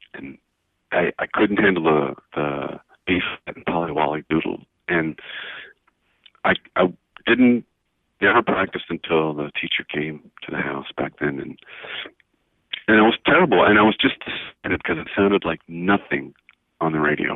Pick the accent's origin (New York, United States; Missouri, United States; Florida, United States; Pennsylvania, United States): Pennsylvania, United States; now in Tucson, United States; I was born in Pennsylvania